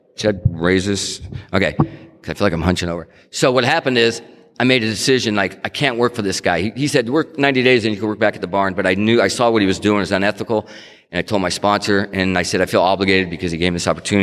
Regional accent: Stockton, California, United States; moved away; also born or lived in Tucson, Arizona; I grew up in Stockton and I and then I, you know, I moved to Tucson.

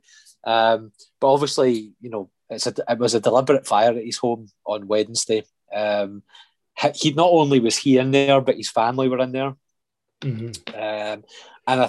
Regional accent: Scotland, United Kingdom; I love my country. I love Scotland to bits

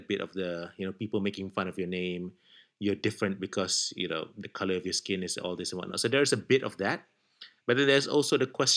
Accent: Malaysia; moved away as an adult; We're from Malaysia, but we're not in Malaysia right now. We're living in different countries

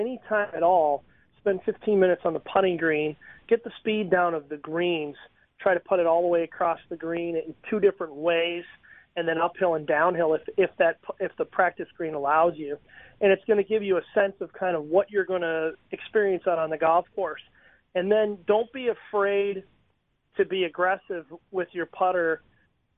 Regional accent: Wisconsin, United States; now in Florida, United States; I'm originally from Wisconsin

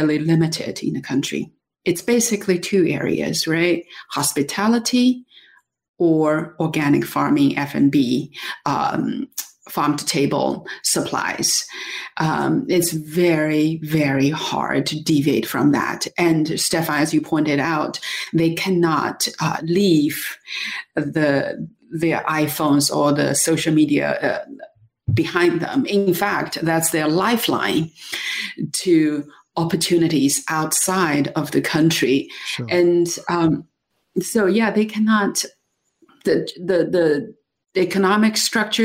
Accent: Dali, Yunnan, China; my hometown of Dali in Yunnan, China

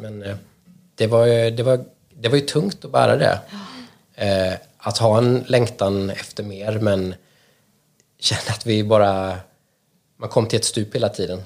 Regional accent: Småland, Sweden; moved away as an adult; now in Stockholm, Sweden; Jag är uppvuxen i Småland men har bott i mm. Stockholm mm. cirka 20 år nu

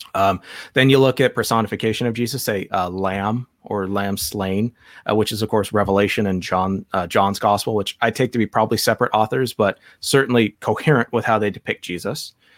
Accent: Ireland; I'm not Jewish, I'm Irish

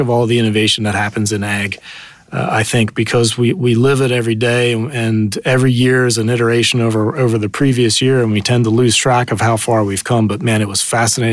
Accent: southern New Jersey, United States; moved away as an adult; also born or lived in Indiana / Silicon Valley; I grew up actually in a little farm in southern New Jersey

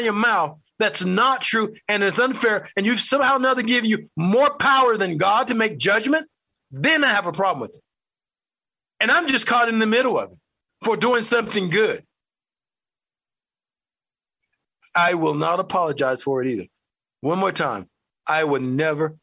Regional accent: United States; I'm an American who happened to live in the United States

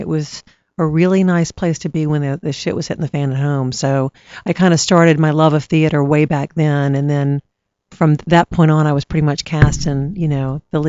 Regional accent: Baton Rouge, Louisiana, United States; I grew up in Baton Rouge.

